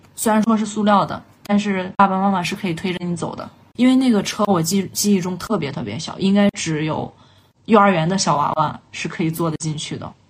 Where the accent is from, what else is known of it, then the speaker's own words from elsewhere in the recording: Xuchang, Henan, China; moved away as an adult; 我们从小到大的，呃，生活环境是比较单一的，一直就是在我们家乡这里